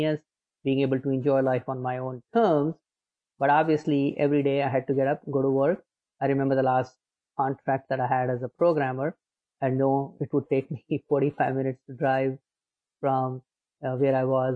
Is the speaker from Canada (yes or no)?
no; Agra, Uttar Pradesh, India; moved away as an adult; now in United States; I was born in India. I was born in a city called Agra, which is famous for Taj Mahal